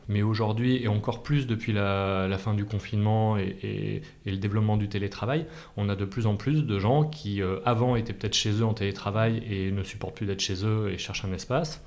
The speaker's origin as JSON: {"language": "French", "town": "Clermont-Ferrand", "region": "Auvergne-Rhône-Alpes", "country": "France", "tie": "born or raised there", "also_born_or_lived": "Paris region", "moved": "as an adult", "lives_now": "Aix-en-Provence, France", "said": "j'ai grandi en Massif Central, Clermont-Ferrand"}